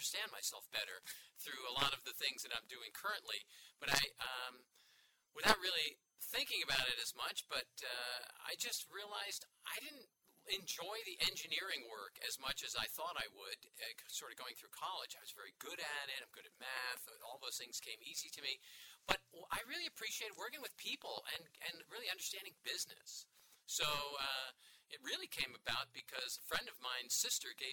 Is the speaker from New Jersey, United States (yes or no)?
yes; New Jersey, United States; also born or lived in New York; I was born in New York, grew up in New Jersey on a small farm to immigrant parents